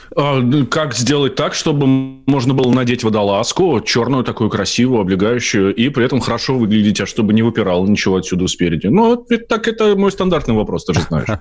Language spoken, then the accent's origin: Russian; Moscow, Russia; я москвич